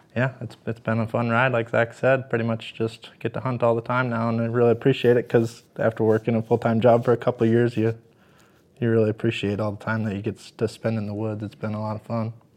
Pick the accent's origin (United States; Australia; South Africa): United States; Rosendale, Wisconsin; I grew up actually in Fa-, in, uh, Wisconsin, in the Fond du Lac area, Rosendale